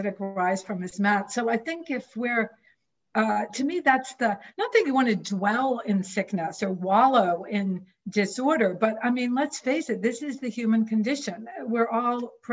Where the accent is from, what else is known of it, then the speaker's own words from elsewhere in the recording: coast of New Hampshire, United States; I was born and raised on the coast of New Hampshire